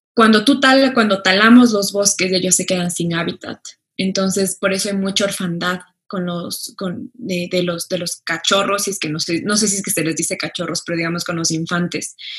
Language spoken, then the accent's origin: Spanish; Ecuador; todos los que vivimos en Ecuador somos ecuatorianos y ecuatorianas